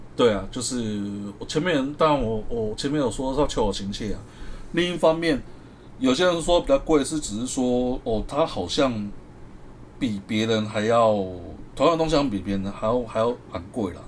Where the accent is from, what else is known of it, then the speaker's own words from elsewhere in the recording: Taiwan; 我们台湾人的心态